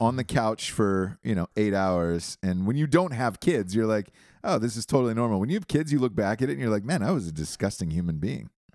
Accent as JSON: {"language": "English", "region": "Georgia", "country": "United States", "said": "I'm from Georgia"}